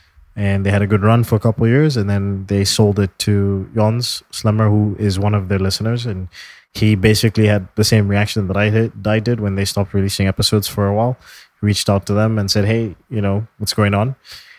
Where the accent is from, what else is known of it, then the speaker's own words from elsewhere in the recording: Toronto, Ontario, Canada; moved away as an adult; now in China; I'm from Toronto. Thinking about moving to China.